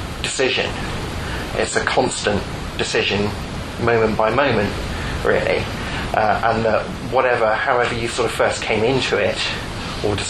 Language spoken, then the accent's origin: English; Portsmouth, South East England, United Kingdom; 1974, on a dark and stormy night, I was born in Portsmouth.